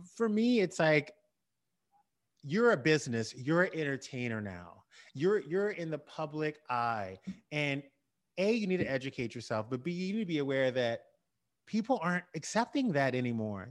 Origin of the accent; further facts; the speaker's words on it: the South, United States; I grew up in the South.